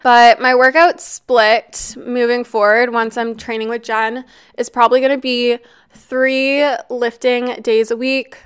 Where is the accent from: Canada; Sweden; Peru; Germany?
Canada; also born or lived in Toronto; I'm Canadian and I live in downtown Toronto.